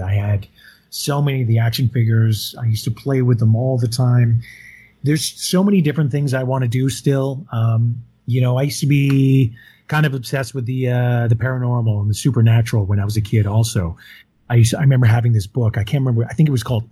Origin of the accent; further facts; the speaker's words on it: Yukon, Canada; I grew up in Yukon